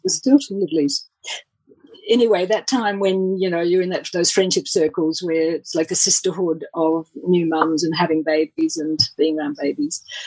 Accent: Australia; also born or lived in England; I'm I'm actually Australian

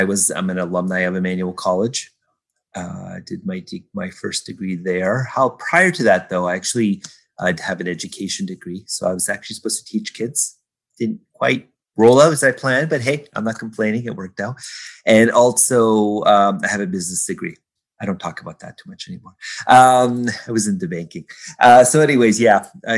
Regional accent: Kahnawake, Quebec, Canada; now in Toronto, Canada; I am from Ganawage, which is a Mohawk community outside of Montreal. I lived there, I guess, for the first, half of my life

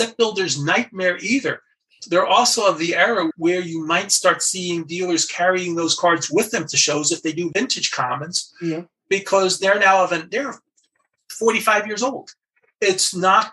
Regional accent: New York, United States; I grew up in New York

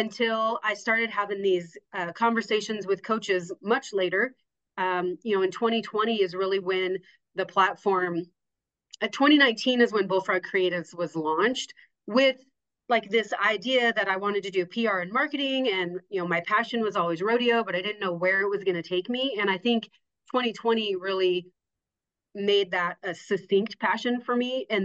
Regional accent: Casper, Wyoming, United States; I'm from Casper.

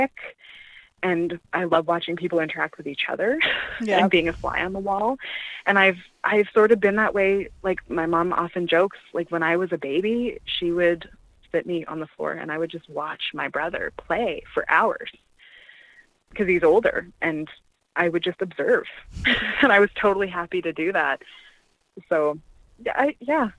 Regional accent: Canada; I'm a first-generation Canadian, so my parents aren't from here

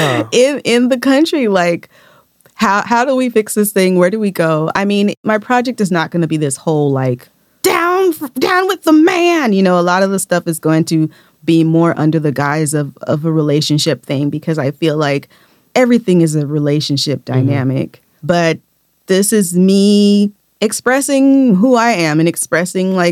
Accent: United States; we're from America

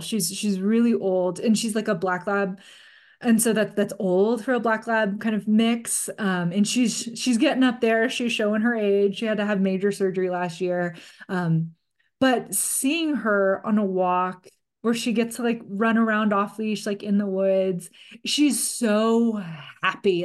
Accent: California, United States; growing up in California

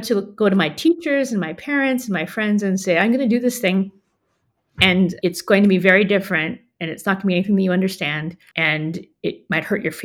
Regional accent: United States; I'm American

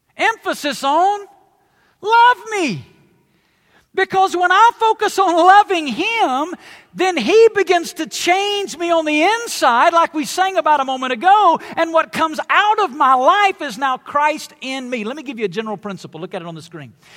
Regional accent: the South, United States; I come from the South, it's where I was born and raised

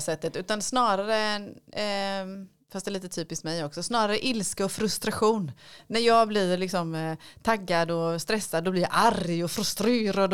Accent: Lönneberga, Kalmar County, Sweden; när jag växte upp i Lönneberga

